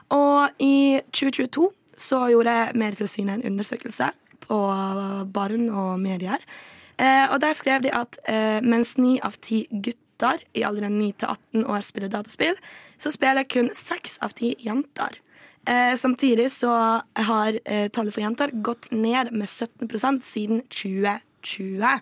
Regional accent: Vestlandet, Western Norway, Norway; moved away; heimbygda mi på Vestlandet

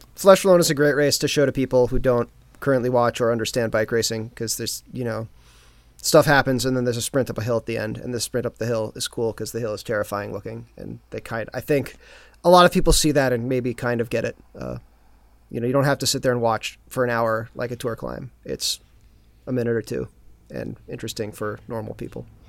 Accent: United States; as an American

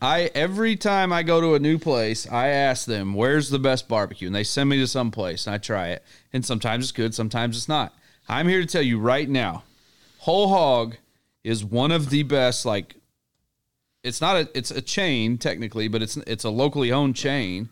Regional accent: Little Rock, Arkansas, United States; I'm from Little Rock

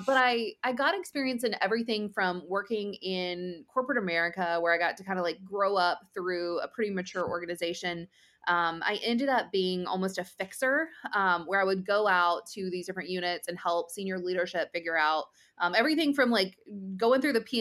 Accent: between North Carolina and Georgia, Southeast, United States; also born or lived in Washington, D.C. / California; now in Raleigh, United States; I grew up in the Southeast, between North Carolina and Georgia.

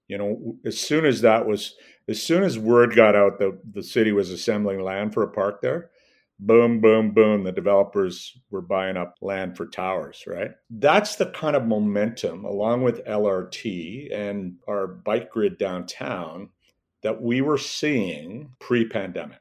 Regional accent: Edmonton, Alberta, Canada; I grew up in Northeast Edmonton.

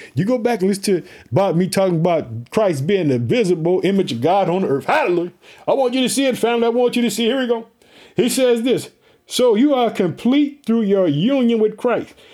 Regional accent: Illinois, United States; we are heard in the state of Illinois, which is my home state

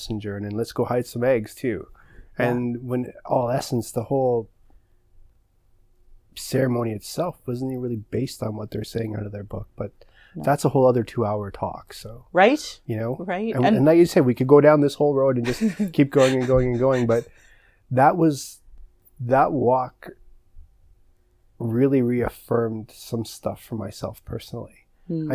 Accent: Curve Lake First Nation, Ontario, Canada; I come from Curve Lake First Nation

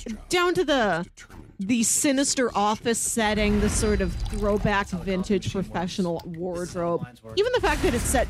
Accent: St. Louis, Missouri, United States; This movie stars St. Louis's own John Hamm, which is why I clicked on it. Like he's my hometown boy.

